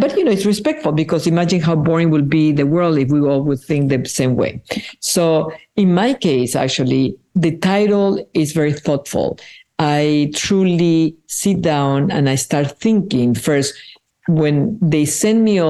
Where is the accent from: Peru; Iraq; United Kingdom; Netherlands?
Peru; first language Spanish; English is a second language; moved away; I was born in Peru, and my mother tongue is Spanish